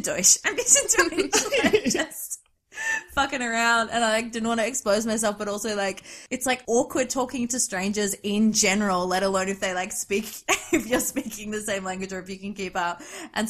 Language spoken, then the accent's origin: English; Australia; I say that as an Australian